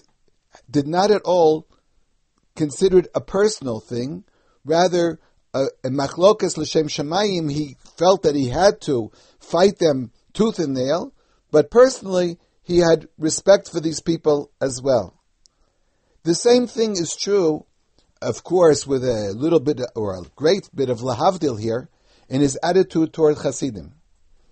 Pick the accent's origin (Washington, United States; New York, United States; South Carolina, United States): New York, United States; New York City; the custom that I remember from growing up in the United States